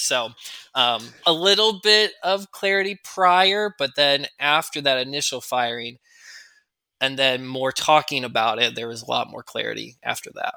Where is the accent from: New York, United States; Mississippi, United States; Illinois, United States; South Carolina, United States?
Illinois, United States; Chicagoland suburbs; My wife Maria and I grew up in the Chicagoland suburb